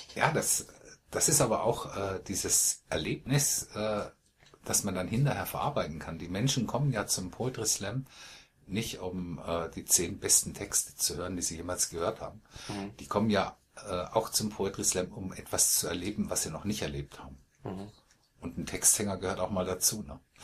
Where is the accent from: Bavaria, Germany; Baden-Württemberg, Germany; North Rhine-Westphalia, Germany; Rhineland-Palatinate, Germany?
Baden-Württemberg, Germany; Malsch; ich wohne in dem Dorf, in dem ich geboren wurde. Ich komme aus Malsch, südlich von Karlsruhe.